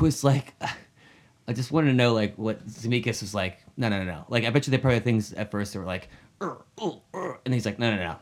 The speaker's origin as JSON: {"language": "English", "region": "New Hampshire", "country": "United States", "tie": "born or raised there", "said": "my, uh, childhood hometown in New Hampshire"}